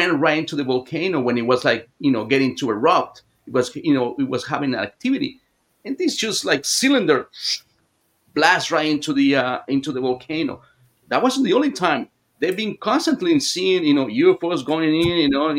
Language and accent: English; Mexico City, Mexico; I was born in Mexico City